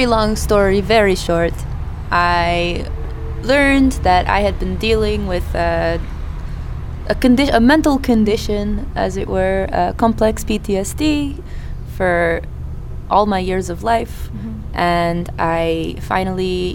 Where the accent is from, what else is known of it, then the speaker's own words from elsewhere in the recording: Philadelphia, Pennsylvania, United States; moved away as an adult; also born or lived in Israel; I was born in the United States. I lived in Philadelphia for about 20 years. I finished university and I moved to Israel